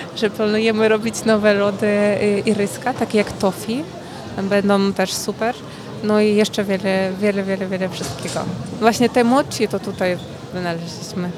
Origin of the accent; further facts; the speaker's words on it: Ukraine; moved away; z Ukrainy